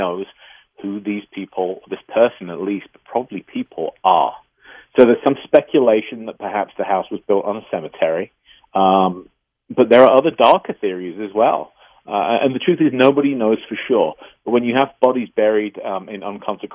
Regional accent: England, United Kingdom; moved away; as a kid growing up in England

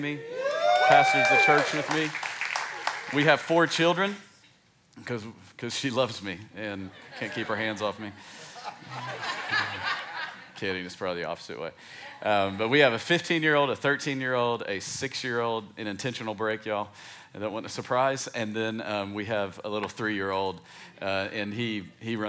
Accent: East Tennessee, United States; I grew up in East Tennessee

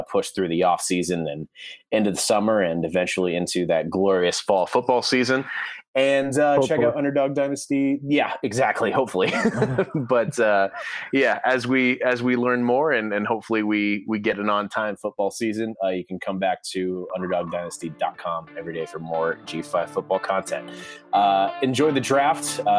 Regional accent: Dayton, Ohio, United States; That's my hometown team.

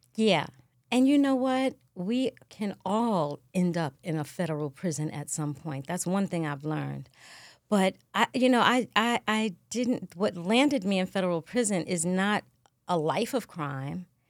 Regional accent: New York City, New York, United States; also born or lived in Bronx, New York; I always say I'm from Queens, but I'm actually from the Bronx. and I represent Queens because we moved there

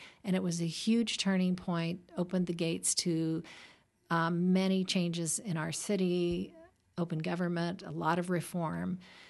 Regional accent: Oregon, United States; born there; moved away; I was born in Oregon. I was educated back east. I worked up in Menlo Park.

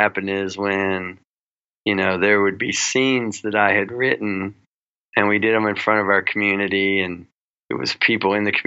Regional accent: Kingsport, Tennessee, United States; now in Harlan, Kentucky, United States; I grew up in Kingsport, which, you know, isn't in the coal fields

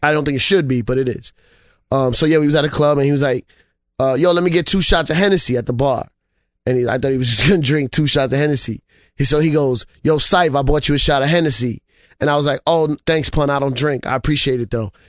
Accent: New York City, New York, United States; I'm from the Bronx originally

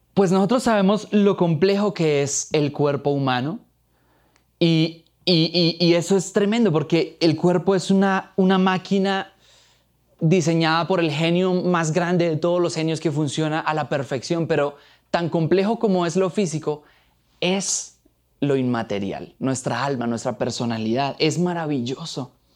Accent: Boyacá, Colombia; Soy boyacense de pura raza, amo a mi tierra como a mi mamá, siempre encima llevo una ruana

